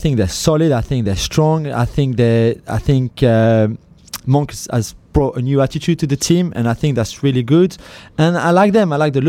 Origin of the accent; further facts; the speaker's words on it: France; English is a second language; as a Frenchman